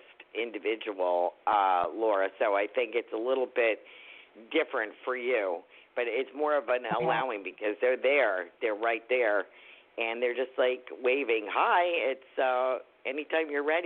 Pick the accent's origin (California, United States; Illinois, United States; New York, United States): New York, United States; I'm from New York.